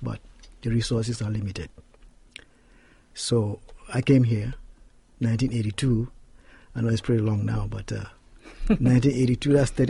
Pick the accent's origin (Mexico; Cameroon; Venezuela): Cameroon; moved away as an adult; now in United States; I was born and raised in Cameroon. It's a small country in the west coast of West Africa.